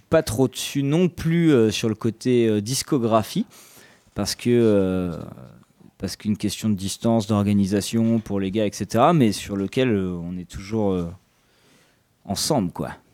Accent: Bressuire, Nouvelle-Aquitaine, France; now in Poitiers, France; je viens de Bressuire

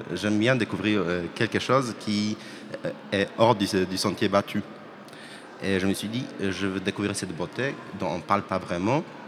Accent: Poland; French is a second language; moved away as an adult; now in Poitiers, France; je viens de Pologne

